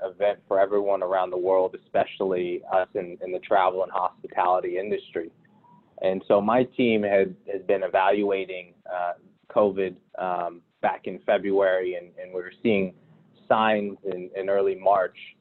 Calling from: Miami, Florida, United States; I'm calling in from Miami. I've, I've been here for the last three months.

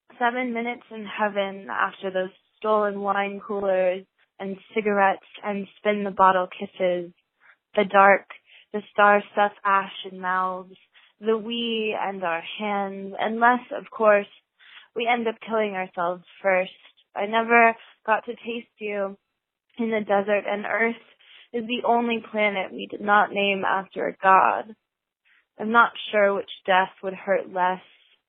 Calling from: Baltimore, Maryland, United States; I'm calling from Baltimore, Maryland

